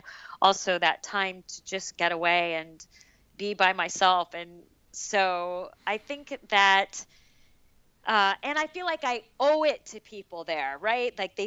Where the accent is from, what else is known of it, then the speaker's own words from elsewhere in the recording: Arizona, United States; So I'm from Arizona, so that's my home state